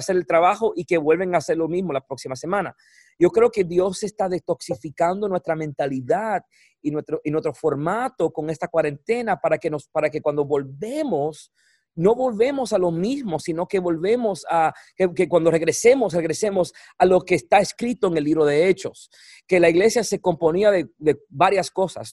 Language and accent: Spanish; Puerto Rico; moved away; soy boricua